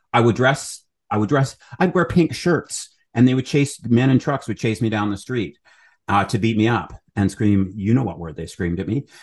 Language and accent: English; Alberta, Canada; also born or lived in Edmonton / Calgary; I'm from Alberta